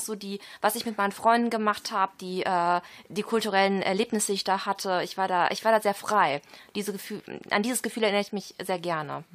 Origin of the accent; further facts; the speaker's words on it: Düsseldorf, North Rhine-Westphalia, Germany; ich bin aus Düsseldorf